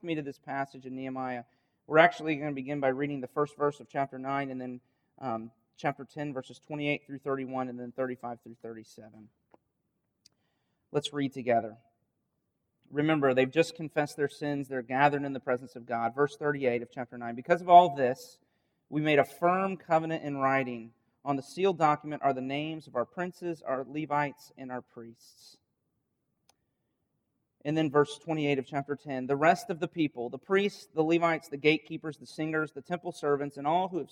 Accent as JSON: {"language": "English", "town": "Winter Haven", "region": "Florida", "country": "United States", "tie": "born or raised there", "said": "this is my hometown"}